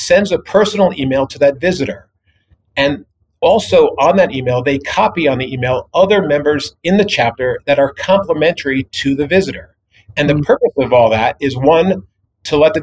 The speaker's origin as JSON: {"language": "English", "region": "New York", "country": "United States", "tie": "born or raised there", "moved": "yes", "said": "I grew up back east in New York"}